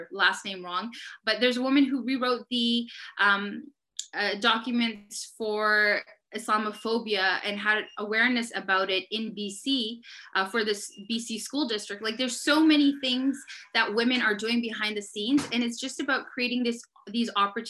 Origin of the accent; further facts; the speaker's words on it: Surrey, South East England, United Kingdom; I was born and raised in Surrey, that I was born into a Muslim family